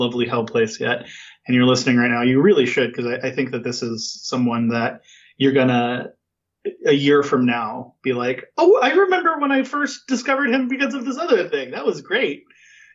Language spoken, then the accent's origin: English; California, United States; accent: California dude; I just sound like a California dude